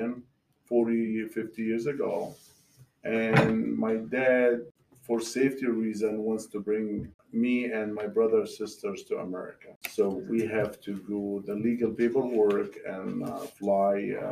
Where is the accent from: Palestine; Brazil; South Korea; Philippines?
Palestine; now in Georgia, United States; My family from Palestine. We came from the Holy Land, near city of Jerusalem.